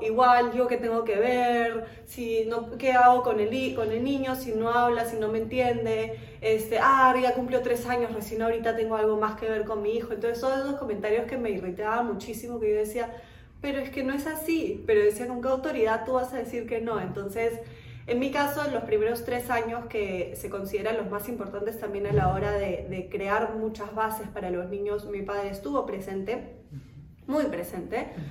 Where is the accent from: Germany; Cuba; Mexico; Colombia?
Germany; now in Peru; yo misma nací en Alemania